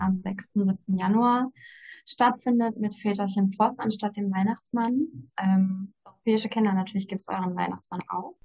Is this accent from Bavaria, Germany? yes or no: no; Ruhr area, North Rhine-Westphalia, Germany; Ich komme aus dem Ruhrgebiet, bin 26 Jahre alt